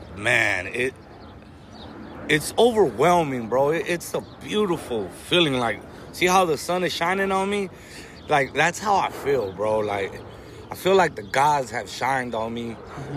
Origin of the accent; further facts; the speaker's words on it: Compton, California, United States; first language Spanish; English is a second language; also born or lived in Watts, Los Angeles; I'm from Compton, but we live right here in front of the Watts Towers